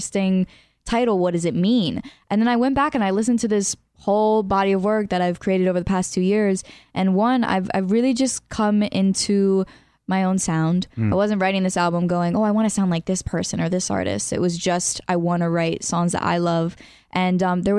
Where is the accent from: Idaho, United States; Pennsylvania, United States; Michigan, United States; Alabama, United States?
Pennsylvania, United States; Allentown; moved away; I'm from Pennsylvania